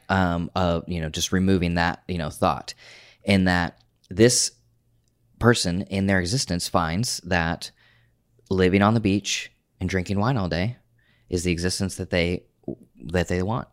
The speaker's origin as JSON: {"language": "English", "region": "Oklahoma", "country": "United States", "tie": "born or raised there", "moved": "as an adult", "said": "I grew up in Oklahoma."}